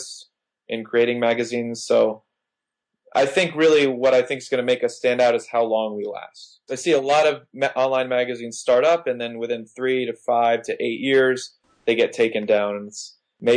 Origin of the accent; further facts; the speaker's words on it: Miami, Florida, United States; I grew up in Miami.